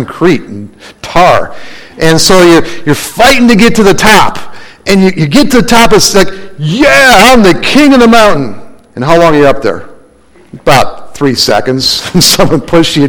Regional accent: Minnesota, United States; now in Arizona, United States; when I was a kid growing up in Minnesota

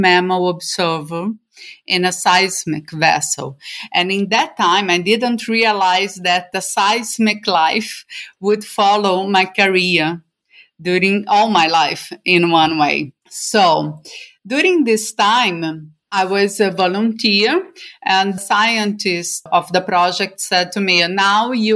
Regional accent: Rio de Janeiro, Brazil; moved away as an adult; now in Norway; I am from Brazil. And at the moment, well, since 2013, I live in Norway, in a small island

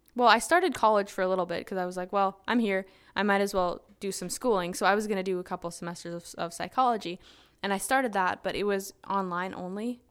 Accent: Saskatchewan, Canada; moved away as an adult; also born or lived in Muskogee, Oklahoma; I was from Canada

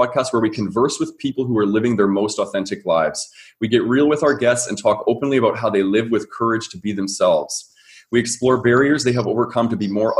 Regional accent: Calgary, Alberta, Canada; That's my hometown. Very proud to be from there

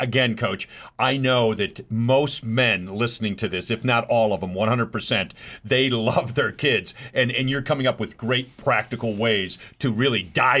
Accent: New York City, New York, United States; I grew up in New York City

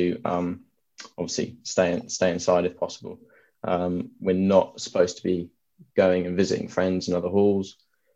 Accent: Suffolk, East of England, United Kingdom; moved away as an adult; now in Bath, United Kingdom; I come from Suffolk, if people know where that is, not too far away from Cambridge

